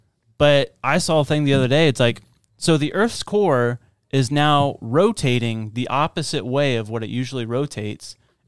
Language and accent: English; Boston, Massachusetts, United States; I'm from Boston.